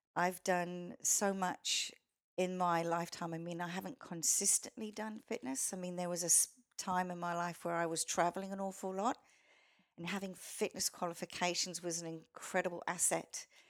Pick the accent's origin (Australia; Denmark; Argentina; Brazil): Australia; accent: Australian; also born or lived in Canada; they loved my accent. I didn't think it was that Australian, but to them it was